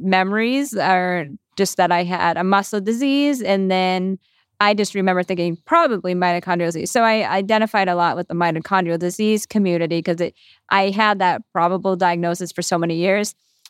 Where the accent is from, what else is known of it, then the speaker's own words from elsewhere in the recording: Massachusetts, United States; I'm 29. I'm from the Boston suburbs, and I've been in the rare disease community my whole life